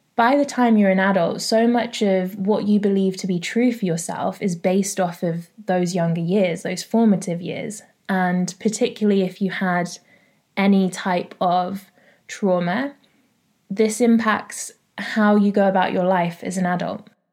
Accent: London, United Kingdom; I'm from North London

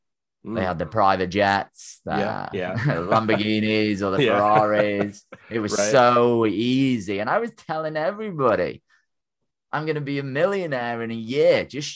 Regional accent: Wales, United Kingdom; moved away as an adult; my small country village that I grew up in North Wales here in the UK.

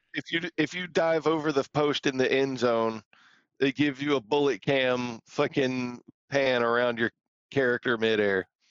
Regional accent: the South, United States; a lot of us growing up in the South

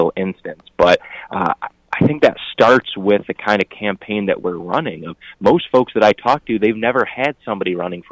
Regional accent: Flushing, Michigan, United States; when I'm knocking in Flushing, my hometown and where my parents grew up, they know my parents

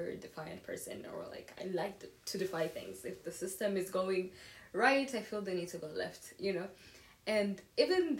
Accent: Rwanda; English is a second language; moved away as an adult; now in United States; from Rwanda

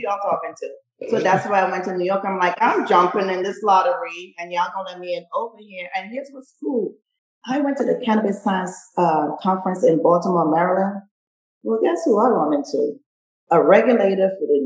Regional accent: Trinidad & Tobago; now in Long Beach, United States; I'm from the Caribbean, Trinidad and Tobago.

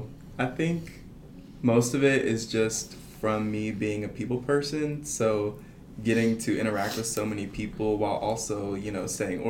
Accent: Bryant, Arkansas, United States; I'm a sophomore from Bryant, Arkansas

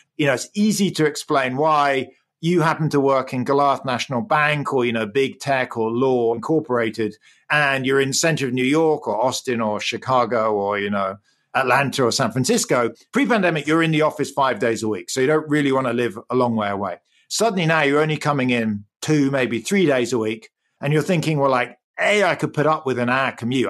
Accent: England, United Kingdom; accent: English; moved away; I grew up in the U K. You can probably hear my English accent.

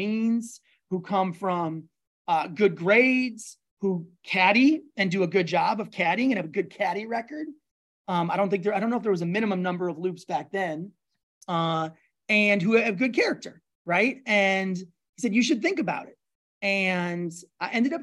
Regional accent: Minnesota, United States; When I was about 12 and growing up in Minnesota

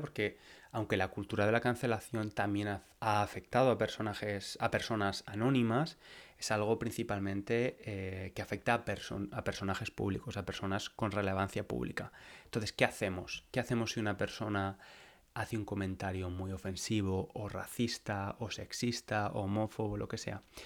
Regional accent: Valencia, Valencian Community, Spain; moved away as an adult; now in London, United Kingdom; Valencia, a mi ciudad natal, a la ciudad donde nací y crecí

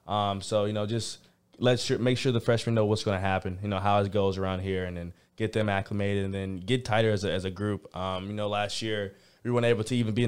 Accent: Georgia, United States; because I'm from Georgia.

